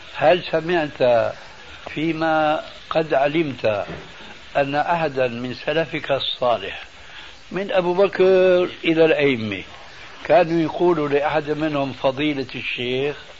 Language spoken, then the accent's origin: Arabic; Syria; عندنا بالشام